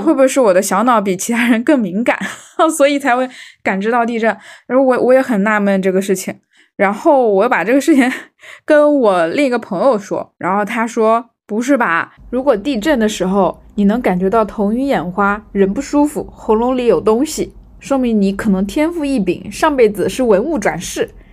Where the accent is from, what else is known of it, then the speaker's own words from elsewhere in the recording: Fuzhou, Fujian, China; 我是在，呃，福建长大，我是福州的嘛